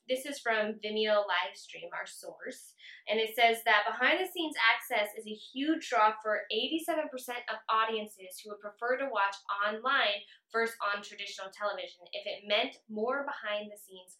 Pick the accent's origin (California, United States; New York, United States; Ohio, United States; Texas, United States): Texas, United States; San Antonio; now in Granbury, United States; We are from San Antonio, but now live in Granbury.